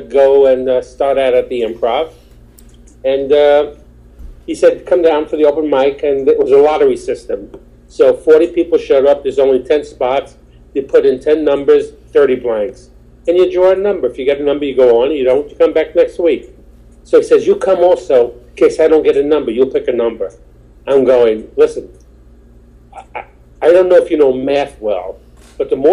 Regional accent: New York City, New York, United States; also born or lived in Queens, New York; I was born in Brooklyn. At my age, I'm 62

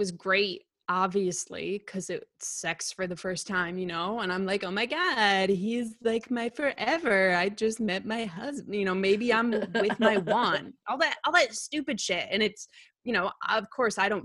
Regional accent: Glastonbury, Connecticut, United States; also born or lived in New York City; I grew up in Glastonbury

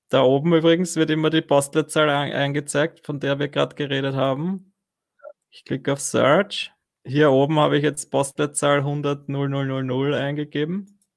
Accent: Fels am Wagram, Lower Austria, Austria; now in Vienna, Austria; Das geil, bin aus Fels, wohne in Wien.

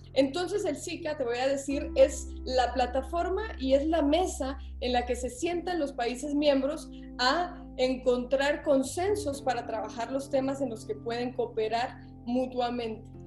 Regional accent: Guatemala; yo me considero una centroamericana nacida en Guatemala

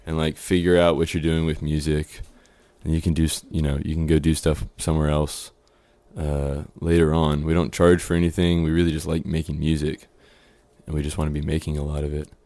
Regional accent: Houston, Texas, United States; moved away as an adult; now in Austin, United States; I grew up in Spring Branch

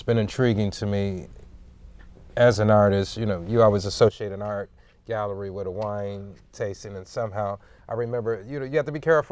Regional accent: Chicago, Illinois, United States; Chicago, my hometown

